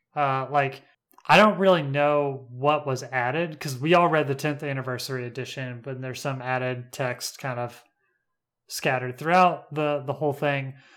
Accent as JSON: {"language": "English", "country": "United States", "tie": "born or raised there", "said": "I live on Lookout Mountain, is where I was raised"}